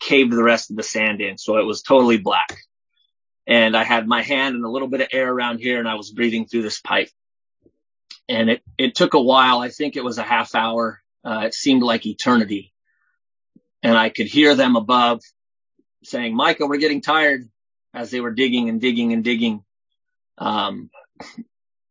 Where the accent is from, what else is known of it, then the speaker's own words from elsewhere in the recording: Southern California, United States; now in Oregon, United States; I'm from Oregon, originally from California, Southern California